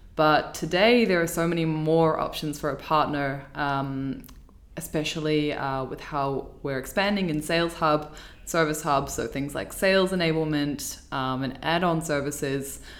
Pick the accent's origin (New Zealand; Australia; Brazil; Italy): New Zealand; moved away as an adult; now in Dublin, Ireland; I'm from New Zealand originally, and I moved to Dublin